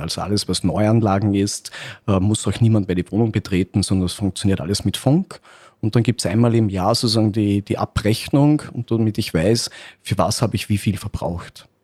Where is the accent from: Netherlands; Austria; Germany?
Austria; Upper Austria; moved away as an adult; now in Vienna, Austria; Ich komme aus Oberösterreich. Äh, irgendwann hat mich das Studium nach Wien verschlagen